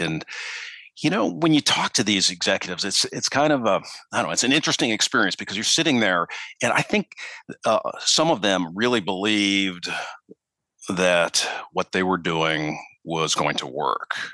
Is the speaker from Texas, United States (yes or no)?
no; Minneapolis, Minnesota, United States; also born or lived in Chicago, Illinois; now in Charleston, United States; I'm actually from Minneapolis originally